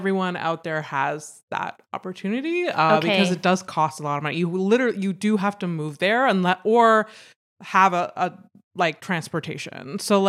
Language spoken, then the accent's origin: English; Howick, Quebec, Canada; now in Montreal, Canada; Like, I mean, I came from Howick to like Montreal.